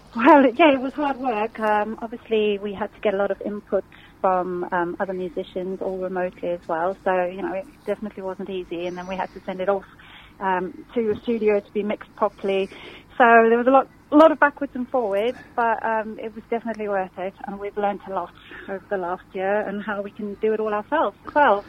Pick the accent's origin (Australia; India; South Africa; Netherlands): South Africa; moved away as an adult; now in Surrey, United Kingdom; I'm originally from South Africa about 20 years ago